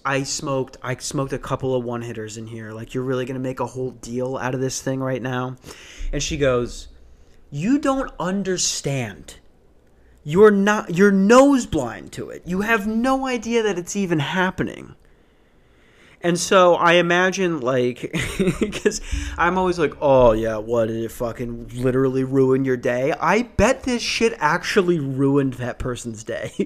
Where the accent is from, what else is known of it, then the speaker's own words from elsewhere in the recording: Ambridge, Pennsylvania, United States; now in Phoenix, United States; I'm from the Berg